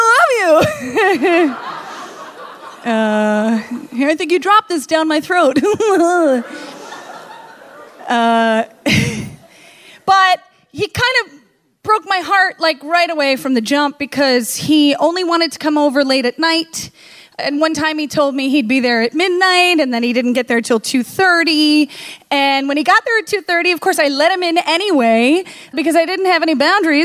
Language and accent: English; the North, United States; I was from the North